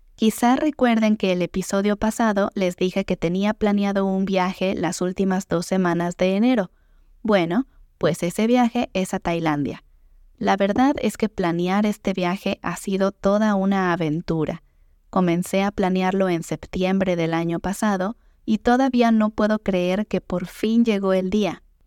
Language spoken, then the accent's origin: Spanish; Mexico; como diríamos en México